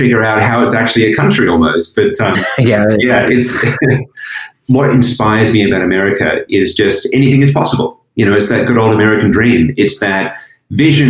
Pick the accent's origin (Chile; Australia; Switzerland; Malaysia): Australia; moved away as an adult; also born or lived in Asia; I was born in Australia. It's a beautiful country. I was lucky to grow up there.